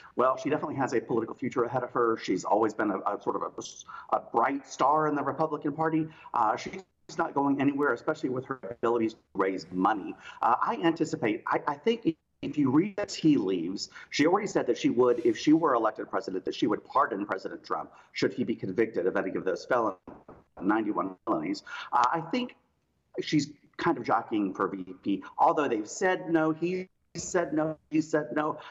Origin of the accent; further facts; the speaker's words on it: South Carolina, United States; I grew up in South Carolina.